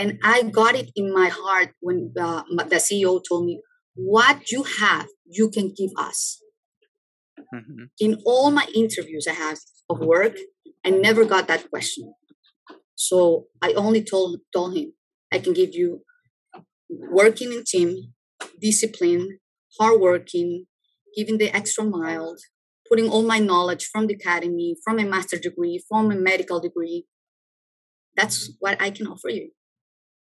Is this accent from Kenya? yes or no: no; Ecuador; moved away as an adult; I'm from Ecuador